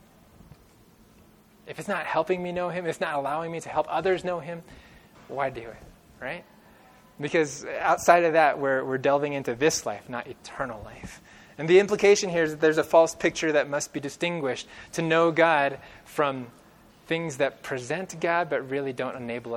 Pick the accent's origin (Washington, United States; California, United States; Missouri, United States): California, United States; growing up in California